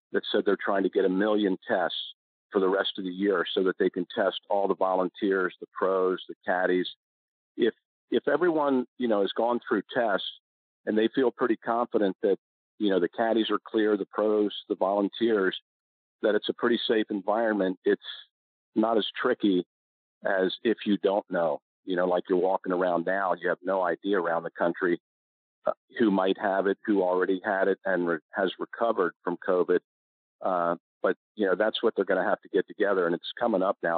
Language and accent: English; Maryland, United States; I was from Maryland